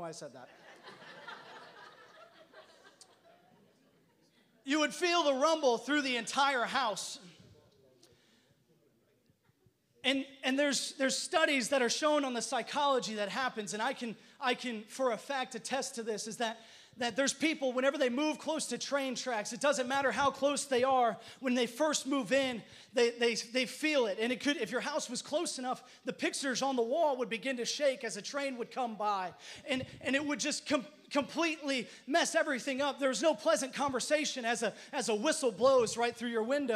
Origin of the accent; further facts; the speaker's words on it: Elkhart, Indiana, United States; I grew up in Elkhart, Indiana, if you didn't know. I'm a Midwestern.